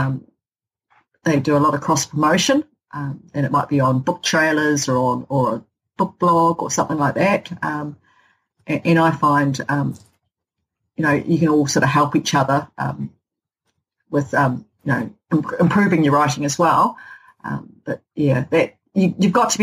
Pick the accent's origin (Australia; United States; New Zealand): New Zealand; Hokitika, West Coast; someone from Hokitika